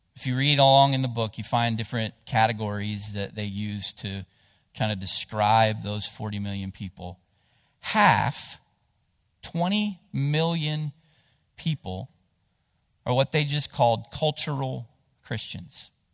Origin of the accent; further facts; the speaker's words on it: Cottageville, West Virginia, United States; I grew up in Jackson County. um, down in between Ravenswood and Ripley, whi-, which there's a little town there called Cottageville